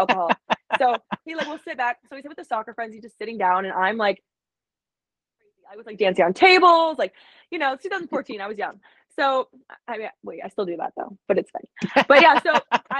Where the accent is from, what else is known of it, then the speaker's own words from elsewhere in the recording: Alaska, United States; moved away; also born or lived in Arizona; I'm from Alaska, but being in Arizona